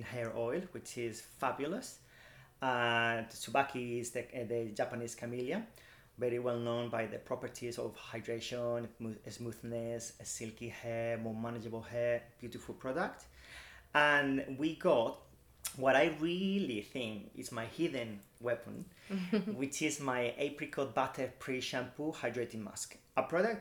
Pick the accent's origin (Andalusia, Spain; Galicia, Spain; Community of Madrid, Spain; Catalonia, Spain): Community of Madrid, Spain; Madrid; now in United Kingdom; I'm from Madrid